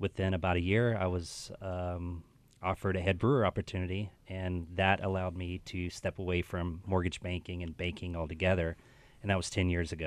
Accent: Houston, Texas, United States; moved away as an adult; also born or lived in Phoenix, Arizona / Austin, Texas; now in Northwest Arkansas, United States; Houston, my hometown

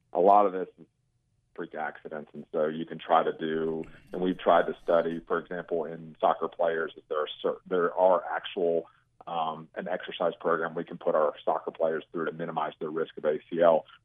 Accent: Memphis, Tennessee, United States; I'm from Memphis

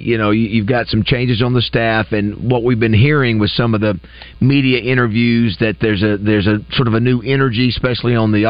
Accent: Florida, United States; moved away; Now, that's my neck of the woods down there. I'm from Florida, Landon

